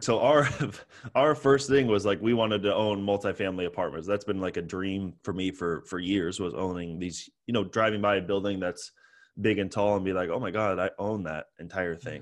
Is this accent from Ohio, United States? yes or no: no; San Francisco, California, United States; also born or lived in Toronto, Canada; born in Toronto and grew up in San Francisco, I moved here when I was five